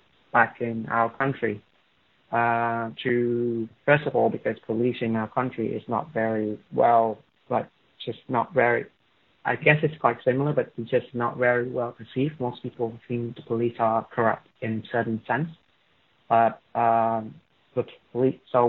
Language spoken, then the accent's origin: English; Da Nang, Vietnam; moved away as an adult; now in Melbourne, Australia; I came from Da Nang, it's the middle part of Vietnam